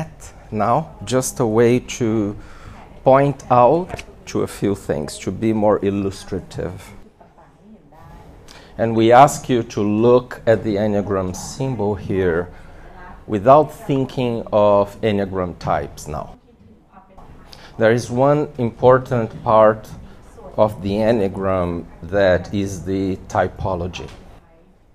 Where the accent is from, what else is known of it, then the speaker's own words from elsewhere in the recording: Brazil; in my home country, Brazil